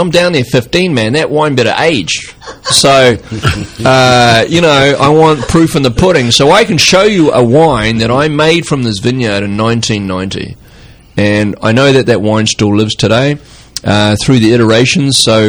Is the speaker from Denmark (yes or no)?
no; New Zealand; now in California, United States; And I came from New Zealand, I'm like, dude, it's not going to get ripe.